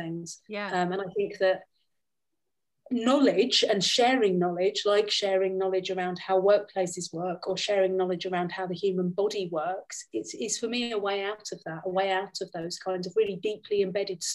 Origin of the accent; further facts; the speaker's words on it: London, United Kingdom; moved away as an adult; now in Austria; I come from a really mixed heritage, and I grew up in London